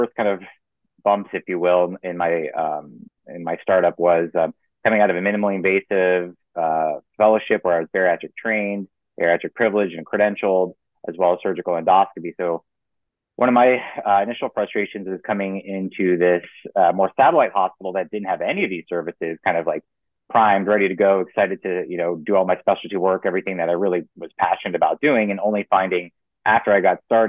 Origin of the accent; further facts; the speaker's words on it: Florida, United States; moved away as an adult; also born or lived in Oregon / Pennsylvania; I grew up in Florida.